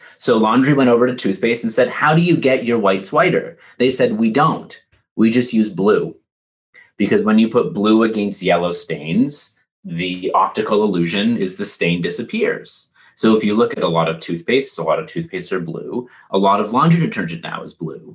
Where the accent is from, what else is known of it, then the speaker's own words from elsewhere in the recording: Canada; As a Canadian